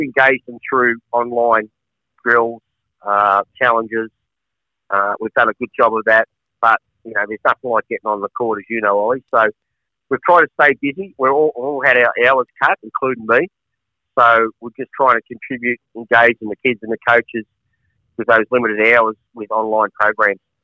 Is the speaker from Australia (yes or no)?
yes; Melbourne, Victoria, Australia; now in Ballarat, Australia; I was born in Collingwood